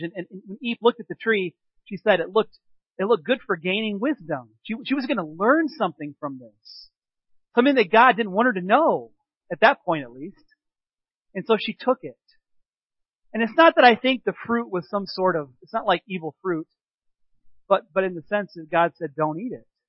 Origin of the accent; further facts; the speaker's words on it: Peoria, Illinois, United States; now in Three Lakes, United States; growing up in the Peoria area because they have a festival of lights there too